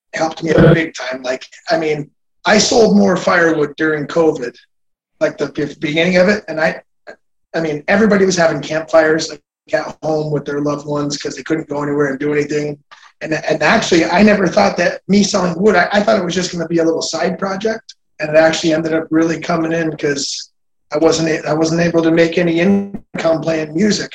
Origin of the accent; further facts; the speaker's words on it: United States; I'm an American.